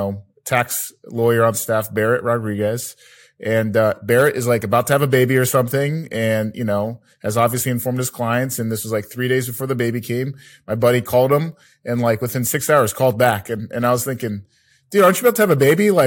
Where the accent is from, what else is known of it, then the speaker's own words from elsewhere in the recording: Philippines; I'm Filipino.